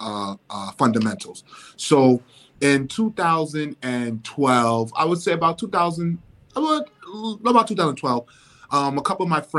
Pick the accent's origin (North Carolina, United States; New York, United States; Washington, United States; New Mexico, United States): New York, United States; New York City; Bronx born and raised